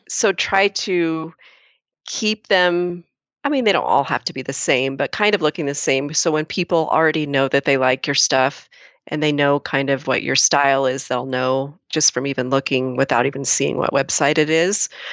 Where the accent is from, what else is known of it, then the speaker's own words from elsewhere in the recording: Lakeview, Oregon, United States; the same little hometown that I do.